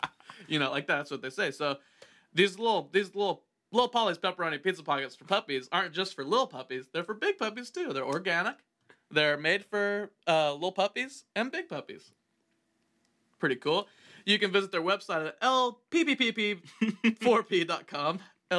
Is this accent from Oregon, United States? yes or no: no; Illinois, United States; I'm from Illinois.